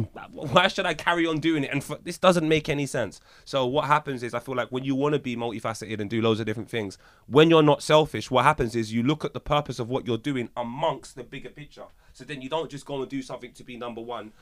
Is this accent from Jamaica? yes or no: yes; Jamaica; I can only speak for as a Jamaican